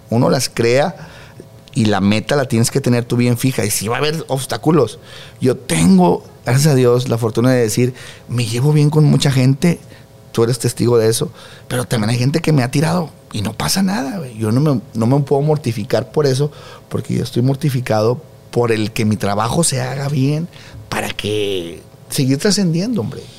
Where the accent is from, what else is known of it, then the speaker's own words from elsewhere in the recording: Monterrey, Nuevo León, Mexico; moved away as an adult; now in Mexico City, Mexico; yo soy de Monterrey, señores. Y ando en México